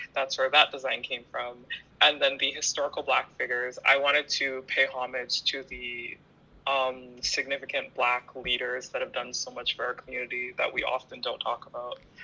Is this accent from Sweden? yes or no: no; Ottawa, Ontario, Canada; I'm born and raised in Ottawa